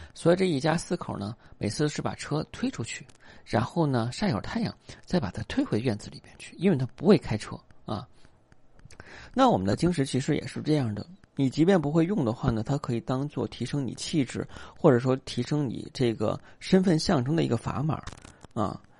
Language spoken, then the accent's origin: Chinese; China; 我们中国人